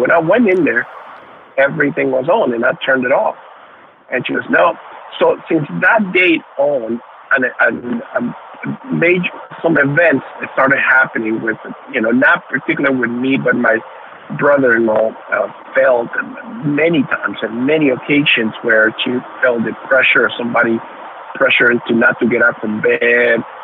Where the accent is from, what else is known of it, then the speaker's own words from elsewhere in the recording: New Orleans, Louisiana, United States; also born or lived in Nicaragua; growing up in Louisiana, uh, Louisiana, the New Orleans area